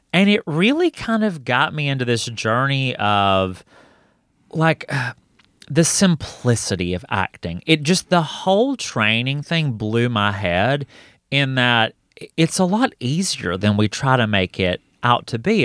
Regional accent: Hokes Bluff, Alabama, United States; moved away as an adult; now in Atlanta, United States; itchy to get out of Hokesbluff, Alabama

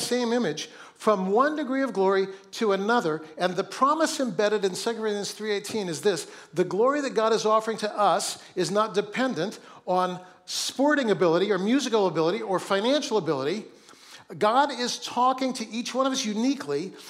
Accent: Seattle, Washington, United States; also born or lived in Oakland; my hometown of Seattle

